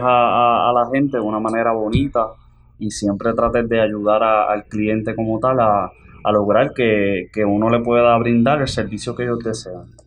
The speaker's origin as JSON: {"language": "Spanish", "town": "Jayuya", "country": "Puerto Rico", "tie": "born or raised there", "moved": "yes", "lives_now": "Manatí, Puerto Rico", "said": "Soy natural del pueblo de Jayuya"}